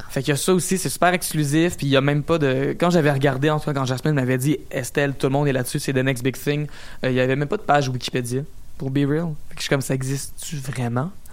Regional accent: Quebec, Canada; je venais du Québec

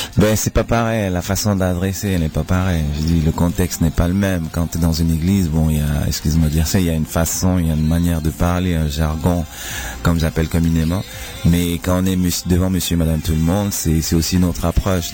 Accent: Cameroon; now in Switzerland; chez moi au Cameroun

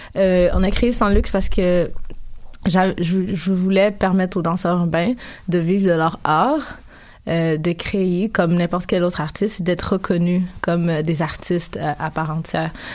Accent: Canada; also born or lived in Africa; Quand je suis arrivée au Canada, en fait, j'avais 5 ans.

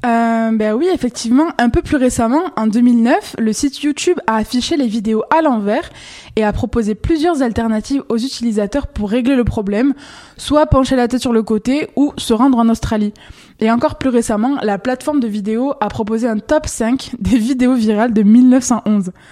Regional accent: Quebec, Canada; chez nous au Québec

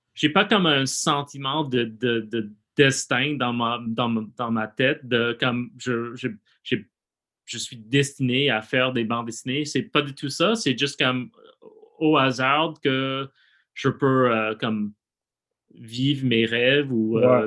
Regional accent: United States; French is a second language; moved away as an adult; now in Montreal, Canada; je suis plus, euh, comme artiste québécois, même si je viens des États-Unis

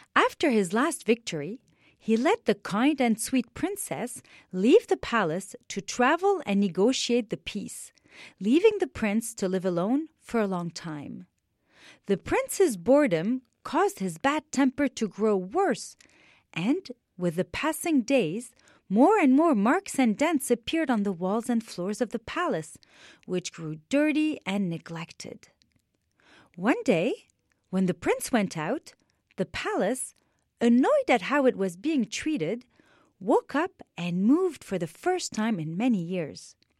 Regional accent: Beirut, Beirut Governorate, Lebanon; I am Lebanese. I was born in Beirut, Lebanon, and I was seven years old when the war started in my beautiful country

